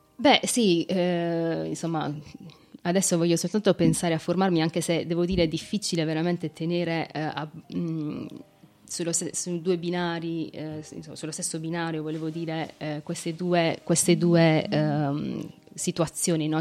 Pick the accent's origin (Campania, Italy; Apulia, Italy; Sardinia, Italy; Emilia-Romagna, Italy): Apulia, Italy; Ruvo di Puglia; Ruvo, che è appunto il mio paese, nel, nella mia città